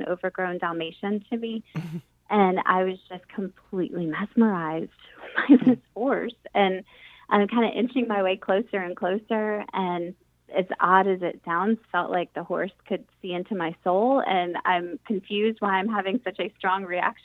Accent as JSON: {"language": "English", "town": "St. Petersburg", "region": "Florida", "country": "United States", "tie": "born or raised there", "moved": "as an adult", "lives_now": "Raleigh, United States", "said": "growing up in St. Petersburg, Florida"}